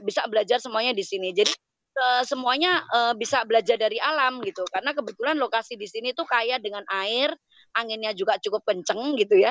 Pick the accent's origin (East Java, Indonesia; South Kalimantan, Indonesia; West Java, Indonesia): East Java, Indonesia; Ngawi; moved away; also born or lived in Germany; saya aslinya dari Ngawi